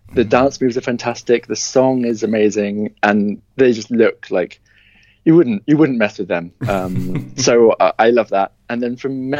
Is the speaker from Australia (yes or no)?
no; United Kingdom; moved away as an adult; now in Stockholm, Sweden; I am British, as you may have guessed, and I've been living in Stockholm now for 5 years